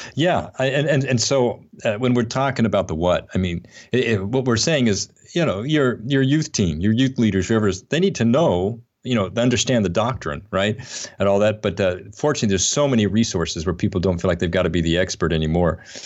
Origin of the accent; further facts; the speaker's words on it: Atlanta, Georgia, United States; near my hometown, or here in Atlanta